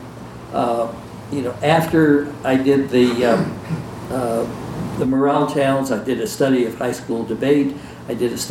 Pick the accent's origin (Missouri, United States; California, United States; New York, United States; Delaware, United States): New York, United States; New York City; growing up in New York City, in Manhattan